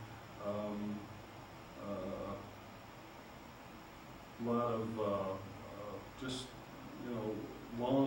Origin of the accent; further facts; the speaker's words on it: Grand Rapids, Michigan, United States; also born or lived in Dutton, Michigan / Caledonia, Michigan; I was born in Grand Rapids.